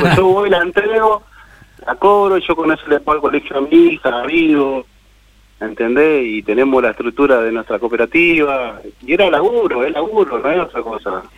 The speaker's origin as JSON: {"language": "Spanish", "area": "Almirante Brown", "region": "Buenos Aires Province", "country": "Argentina", "tie": "born or raised there", "also_born_or_lived": "Córdoba", "moved": "yes", "said": "para Buenos Aires, donde yo nací en Almirante Verón"}